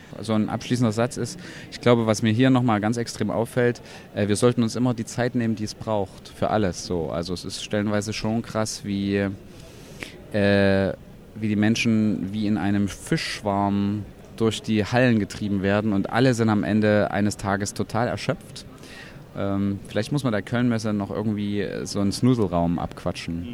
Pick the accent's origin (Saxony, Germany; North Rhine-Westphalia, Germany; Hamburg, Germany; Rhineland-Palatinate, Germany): Saxony, Germany; Leipzig; bin aus Leipzig, bin unter anderem freischaffender Künstler